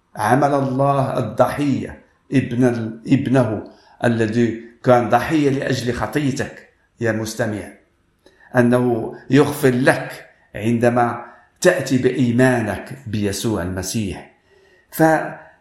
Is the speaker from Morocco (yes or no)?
yes; Morocco; أنا من المغرب